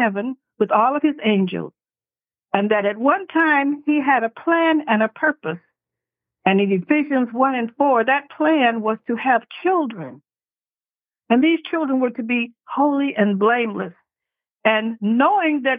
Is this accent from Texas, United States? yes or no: yes; San Antonio, Texas, United States; I was born in San Antonio, Texas.